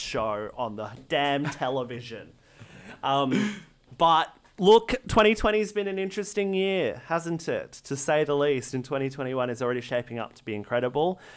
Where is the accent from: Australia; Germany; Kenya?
Australia; as an Australian